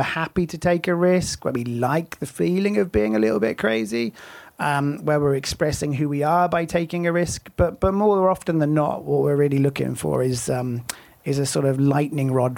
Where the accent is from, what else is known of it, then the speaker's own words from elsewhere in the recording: United Kingdom; now in United States; I think I'm sort of more American now than I am British.